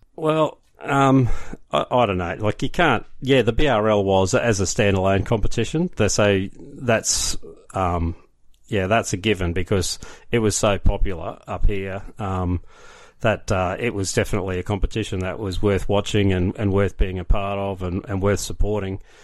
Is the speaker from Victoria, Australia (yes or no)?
no; Brisbane, Queensland, Australia; now in Ipswich, Australia; I grew up in Brisbane